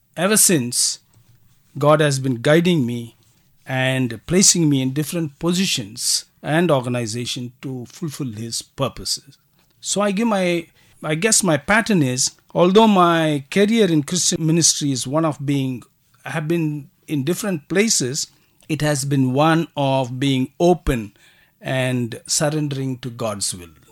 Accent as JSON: {"language": "English", "town": "Kolar Gold Fields", "region": "Karnataka", "country": "India", "tie": "born or raised there", "also_born_or_lived": "Bangalore, India", "said": "I was born and brought up in uh, Kolar Gold Fields"}